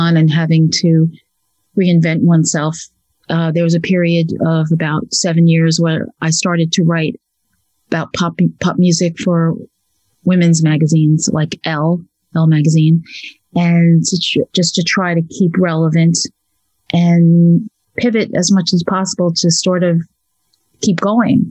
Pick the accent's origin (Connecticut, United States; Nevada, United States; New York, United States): New York, United States; now in United Kingdom; growing up in New York and, you know, in the 60s and 70s